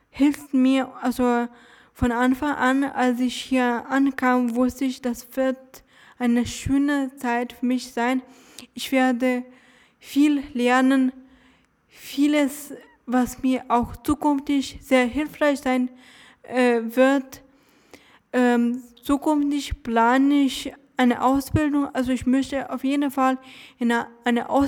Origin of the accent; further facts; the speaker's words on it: Dresden, Saxony, Germany; Ja, ja, ich bin in Dresden zur Schule gegangen.